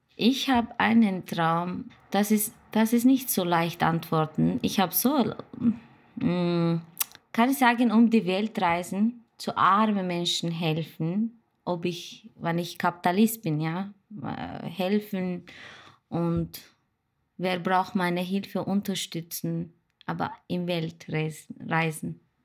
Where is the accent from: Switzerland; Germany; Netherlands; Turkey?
Turkey; German is a second language; moved away as an adult; now in Austria; Ich komme aus der Türkei, bin jetzt seit 2005, ich bin 15 Jahre in Österreich